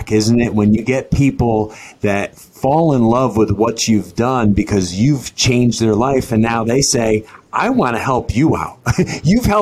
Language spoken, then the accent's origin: English; Connecticut, United States; now in Florida, United States; I've lived in Florida as long as I lived in Connecticut, where I'm from